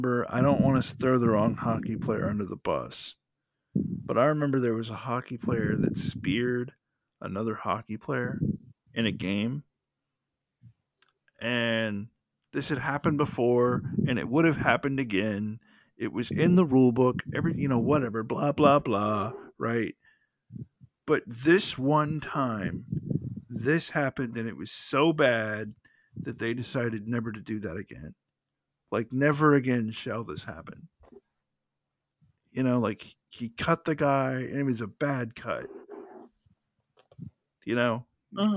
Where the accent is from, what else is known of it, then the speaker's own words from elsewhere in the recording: the South, United States; I'm from the South